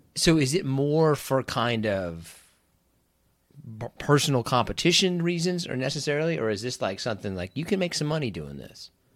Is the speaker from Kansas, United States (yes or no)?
yes; Kansas, United States; I grew up in Kansas